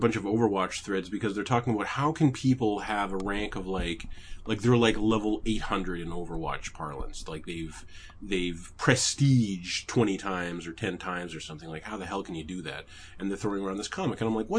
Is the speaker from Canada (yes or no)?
yes; Canada; At least I'm Canadian.